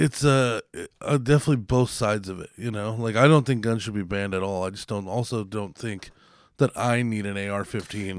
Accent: United States; I'm still an American

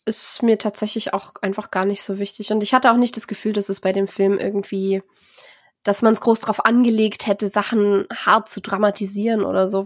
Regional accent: Germany; bei uns in Deutschland

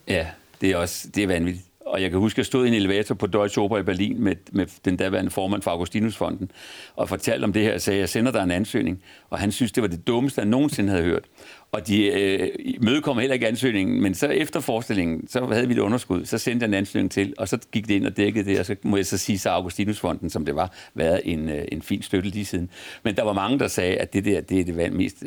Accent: Copenhagen, Capital Region of Denmark, Denmark; min far var menighedsrådsformand i en kirke på Vesterbro, hvor jeg, hvor vi, hvor jeg voksede op

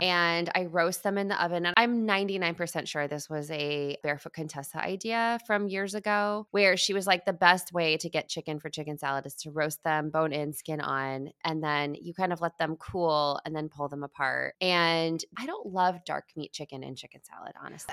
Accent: Midwest, United States; I grew up eating in the Midwest

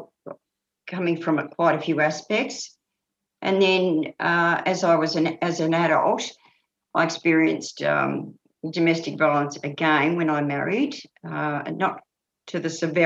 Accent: Bendigo, Victoria, Australia; I was brought up in Bendigo

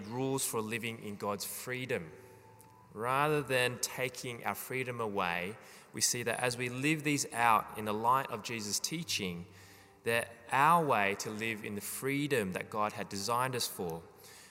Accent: Australia; as Australian citizens

